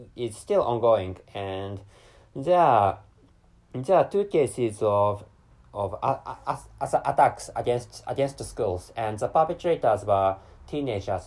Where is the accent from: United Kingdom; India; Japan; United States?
Japan; first language Japanese; English is a second language; I'm a Japanese person living in Japan